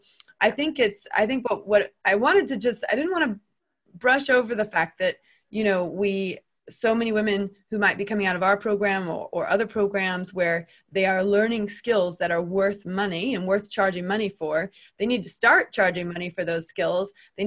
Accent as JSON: {"language": "English", "country": "United States", "also_born_or_lived": "Switzerland", "accent": "American", "moved": "as an adult", "lives_now": "United Kingdom", "said": "I'm American. You can tell from my accent."}